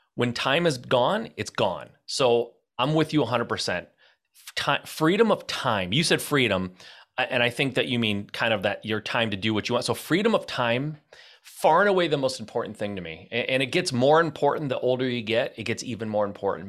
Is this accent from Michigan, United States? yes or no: yes; Michigan, United States; I'm from Michigan.